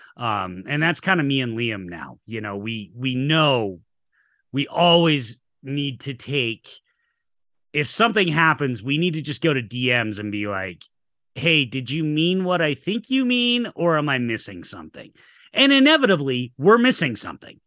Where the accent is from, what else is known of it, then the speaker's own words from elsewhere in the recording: Utah, United States; also born or lived in Atlanta; I've been in Utah my whole life.